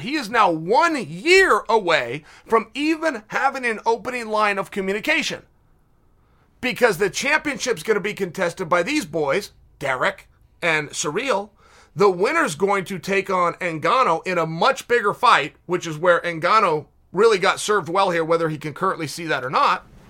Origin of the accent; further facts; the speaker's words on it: Portland, Oregon, United States; here in my hometown